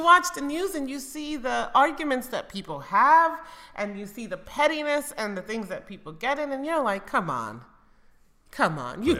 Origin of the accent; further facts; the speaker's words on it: United States; moved away as an adult; now in Spain; I grew up in America.